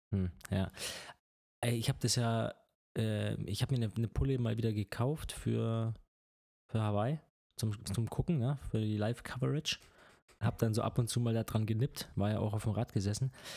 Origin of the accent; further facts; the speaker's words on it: Germany; als Deutscher